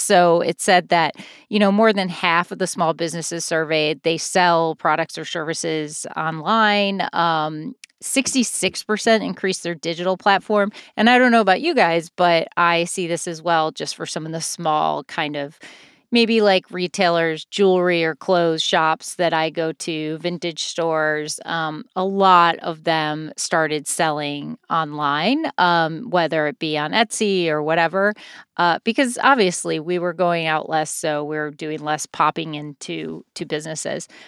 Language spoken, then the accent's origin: English; Rockford, Illinois, United States; moved away as an adult; now in Chicago, United States; I grew up in Rockford